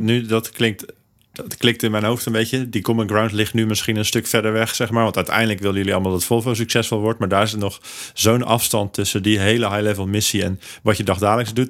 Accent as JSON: {"language": "Dutch", "country": "Netherlands", "said": "wij als Hollanders"}